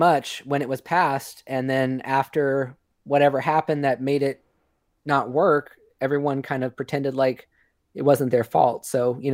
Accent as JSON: {"language": "English", "town": "Modesto", "region": "California", "country": "United States", "tie": "born or raised there", "said": "my hometown in California, this is Modesto"}